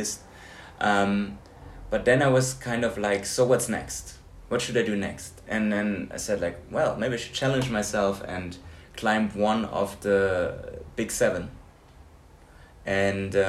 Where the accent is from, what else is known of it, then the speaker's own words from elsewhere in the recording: Hamburg, Germany; moved away; And we're both from Hamburg.